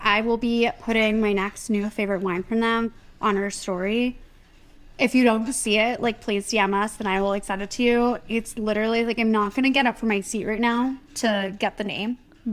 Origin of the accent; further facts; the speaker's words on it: Summit, New Jersey, United States; professor at Seton Hall, which is near where I grew up